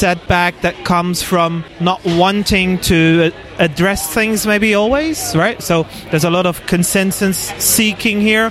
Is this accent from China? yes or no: no; Netherlands; moved away as an adult; now in Auckland, New Zealand; Originally from the Netherlands